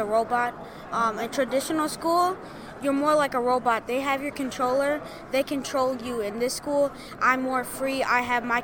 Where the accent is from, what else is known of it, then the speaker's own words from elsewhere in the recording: Wisconsin, United States; I'm from McGonigal, Wisconsin